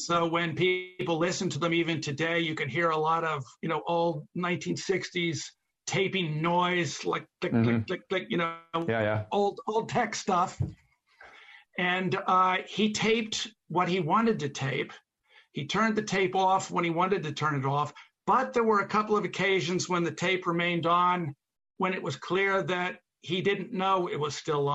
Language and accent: English; Philadelphia, Pennsylvania, United States; I grew up in Philadelphia